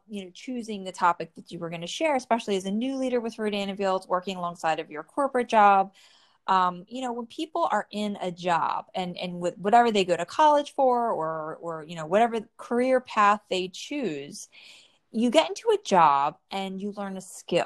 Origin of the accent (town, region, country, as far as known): New Jersey, United States; born or raised there